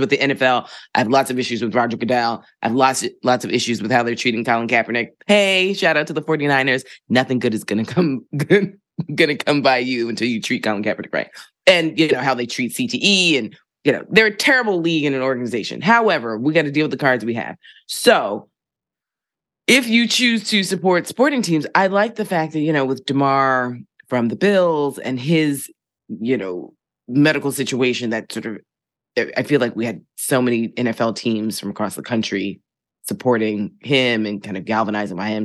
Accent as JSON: {"language": "English", "town": "Philadelphia", "region": "Pennsylvania", "country": "United States", "tie": "born or raised there", "also_born_or_lived": "New York City / Boston", "moved": "yes", "lives_now": "New York, United States", "said": "I was raised in Philly"}